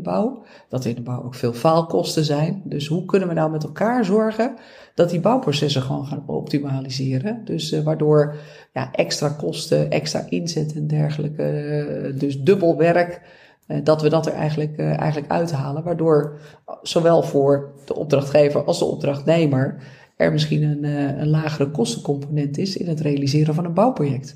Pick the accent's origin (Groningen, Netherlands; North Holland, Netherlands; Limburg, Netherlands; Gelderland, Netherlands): North Holland, Netherlands; Beverwijk; Ik kom zelf uit Beverwijk